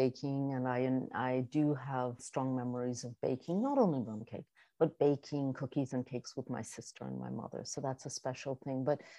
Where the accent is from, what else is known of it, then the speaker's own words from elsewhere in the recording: New York, United States; because I do identify as a New Yorker and someone from New England as well